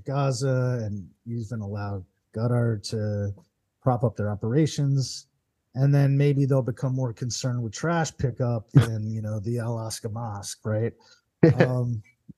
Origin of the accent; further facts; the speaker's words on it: United States; as an American